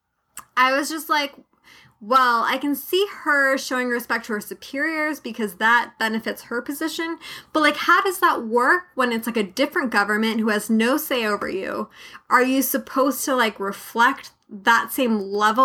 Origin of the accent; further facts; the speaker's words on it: United States; as an American citizen